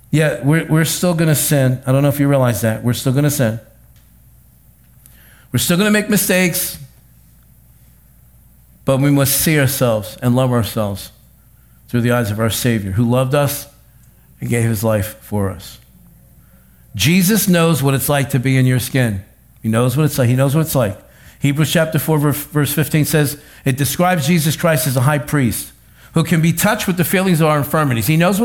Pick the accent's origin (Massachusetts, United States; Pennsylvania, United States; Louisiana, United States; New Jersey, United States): New Jersey, United States; accent: North Jersey; I don't talk right. I talk like I come from North Jersey.